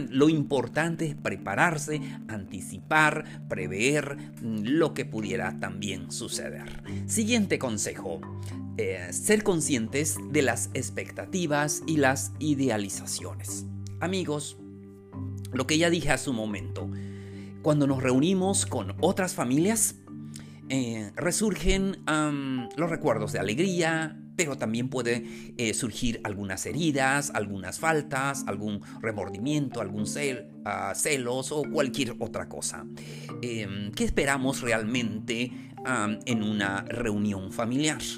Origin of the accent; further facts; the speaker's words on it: Mexico; especialmente acá en México, nosotros como mexicanos mm, dejamos hasta el último momento las cosas.